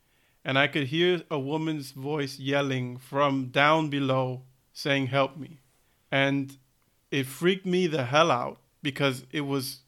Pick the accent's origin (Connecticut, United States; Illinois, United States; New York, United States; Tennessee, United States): New York, United States; You know the apartment that we grew up in New York, right?